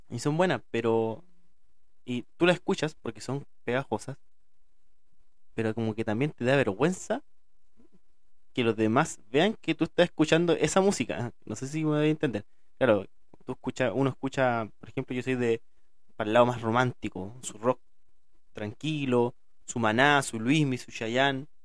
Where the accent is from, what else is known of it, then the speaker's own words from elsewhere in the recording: Chile; soy de acá de Chile y hablo como la juega